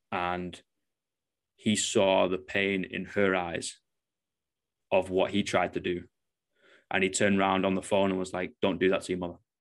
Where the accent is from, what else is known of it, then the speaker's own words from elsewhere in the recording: Manchester, North West England, United Kingdom; now in New Zealand; I'm obviously from Manchester, UK, so moved to the other side of the world